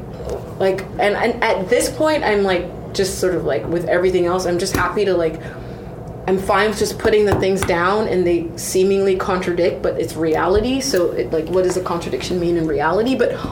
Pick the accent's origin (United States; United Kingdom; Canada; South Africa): Canada; accent: Canadian; also born or lived in Toronto / Montreal / Vancouver; I was Canadian. I was like, oh, you have a Canadian accent. In Canada, I'm black.